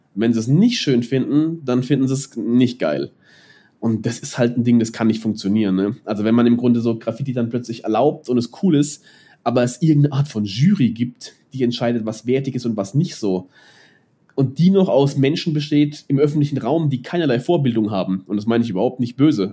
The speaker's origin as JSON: {"language": "German", "town": "Mannheim", "region": "Baden-Württemberg", "country": "Germany", "tie": "born or raised there", "moved": "yes", "lives_now": "Nuremberg, Germany", "said": "ich bin, ich bin in Neckarstadt aufgewachsen"}